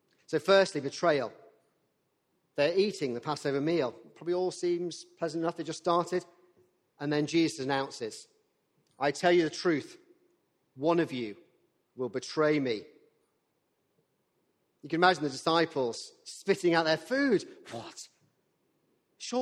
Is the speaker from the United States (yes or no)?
no; the north of England, United Kingdom; as a northerner